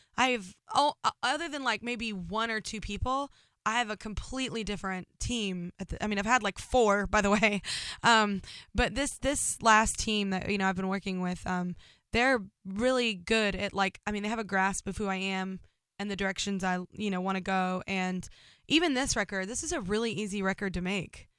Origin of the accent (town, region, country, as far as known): Burleson, Texas, United States